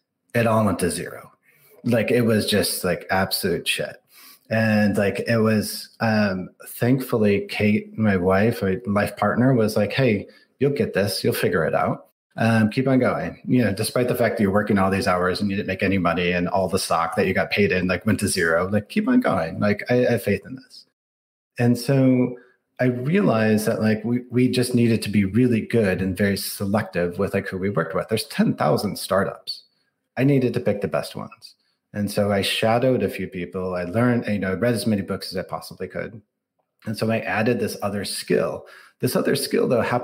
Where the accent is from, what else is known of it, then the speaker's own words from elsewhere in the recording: outside of Detroit, Michigan, United States; moved away as an adult; now in Silicon Valley, United States; I grew up outside of Detroit.